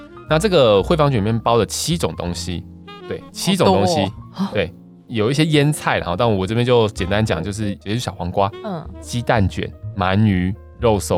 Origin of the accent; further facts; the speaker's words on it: Taiwan; 像我们台湾这边，尤其台北这边开了很多那种寿司店嘛